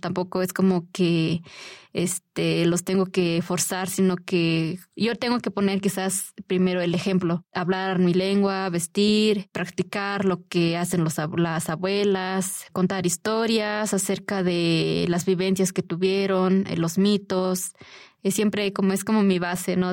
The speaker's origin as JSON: {"language": "Spanish", "region": "Puebla", "country": "Mexico", "said": "Yo soy de una comunidad totonaca de la Sierra Nororiental del estado de Puebla."}